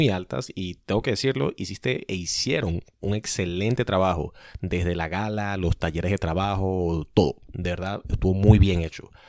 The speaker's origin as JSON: {"language": "Spanish", "country": "Venezuela", "lives_now": "Washington, United States", "said": "todo el mundo o la mayoría de la gente sí puede identificarme como venezolano, pero el momento que piso Venezuela, eh, me preguntan si soy de Colombia, me han dicho Puerto Rico, Argentina, eh, incluso español"}